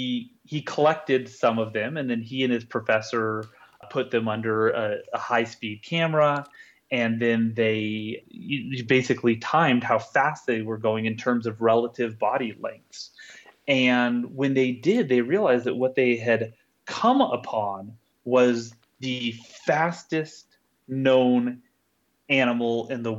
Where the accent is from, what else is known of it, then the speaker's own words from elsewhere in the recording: Salt Lake City, Utah, United States; here in my hometown of Salt Lake City